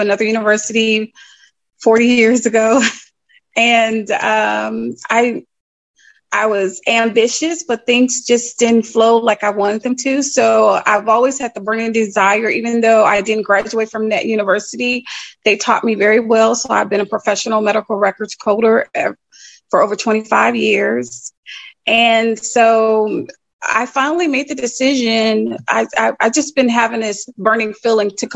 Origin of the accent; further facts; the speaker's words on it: Chicago, Illinois, United States; moved away as an adult; now in North Carolina, United States; I'm from Chicago, born and raised in Roseland, West Pullman area